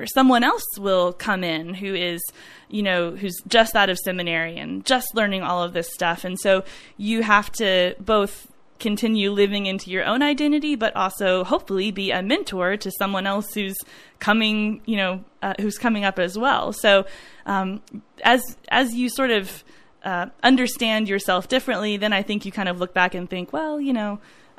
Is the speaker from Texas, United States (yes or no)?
yes; Dallas, Texas, United States; My church that I grew up at in Dallas